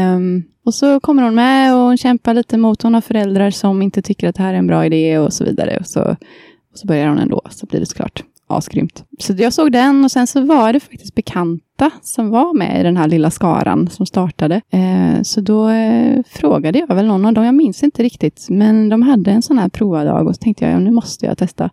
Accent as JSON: {"language": "Swedish", "town": "Kungälv", "region": "Västra Götaland", "country": "Sweden", "said": "jag är från eh, Kungälv utanför Göteborg"}